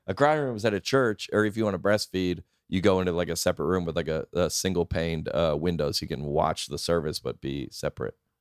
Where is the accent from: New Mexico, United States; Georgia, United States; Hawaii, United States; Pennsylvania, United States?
Georgia, United States; Lilburn; I was born in Lilburn, Georgia.